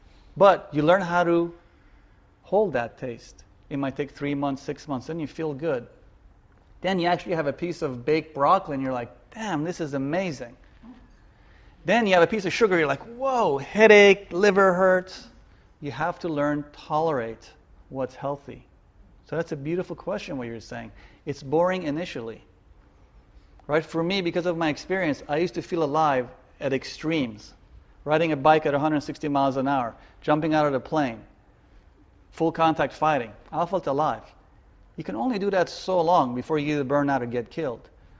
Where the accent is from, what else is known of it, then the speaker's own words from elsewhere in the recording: Vietnam; now in United States; Because I was raised in Vietnam during the Vietnam War. I knew grenades and being shot at. That was home.